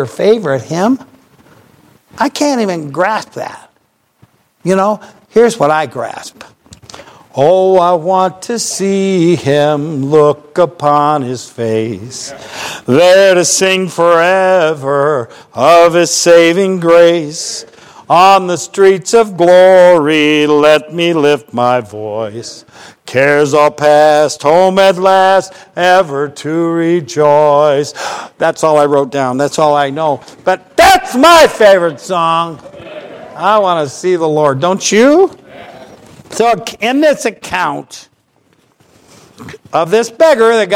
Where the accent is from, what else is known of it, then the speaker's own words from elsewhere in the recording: Ohio, United States; I'm from Ohio